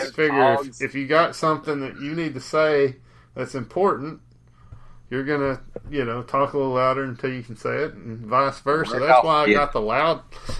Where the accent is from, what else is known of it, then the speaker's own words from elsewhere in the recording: United States; I'm an American.